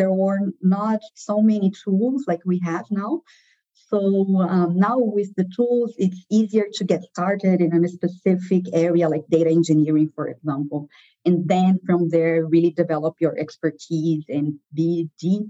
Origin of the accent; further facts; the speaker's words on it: Brazil; moved away; also born or lived in Rio de Janeiro, Brazil; I moved from my hometown to Rio de Janeiro. So this is all back in Brazil, where I was born.